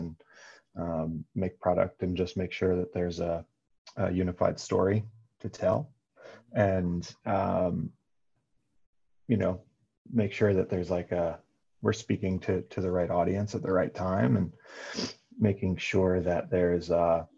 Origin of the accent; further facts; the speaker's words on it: Northeast United States, United States; also born or lived in New Jersey / Connecticut; I grew up in the Northeast of the United States, so in like, you know, Connecticut, New Jersey, always sort of, you know, an hour, maybe an hour and some change outside of the city, outside of New York.